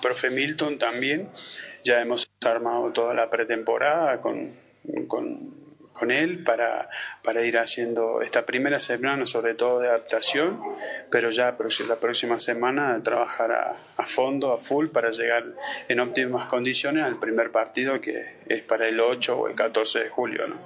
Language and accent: Spanish; Argentina; now in Santa Cruz, Bolivia; soy argentino, pero vivo en Bolivia ya hace 20 años